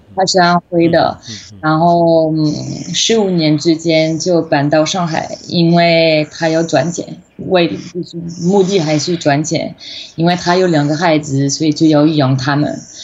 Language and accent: Chinese; western France, France; Chinese is a second language; moved away as an adult; also born or lived in Taiwan / China; 我的老家，我在法国西部嘛，考进海边，有一个中文系，所以我就在高中的时候也其实其实学中文